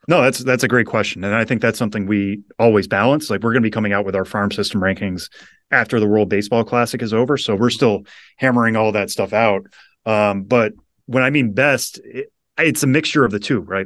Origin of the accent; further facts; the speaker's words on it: Western Massachusetts, United States; I grew up in Western Massachusetts, loving baseball